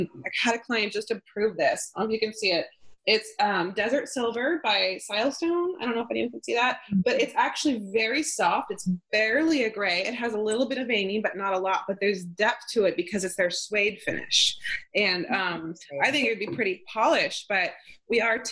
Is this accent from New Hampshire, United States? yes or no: no; outside of Yosemite National Park, California, United States; now in Maine, United States; I grew up outside of Yosemite National Park